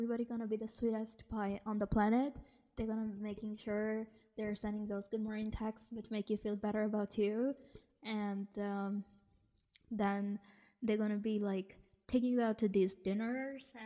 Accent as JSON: {"language": "English", "country": "India", "tie": "born or raised there", "said": "me being born and raised in India"}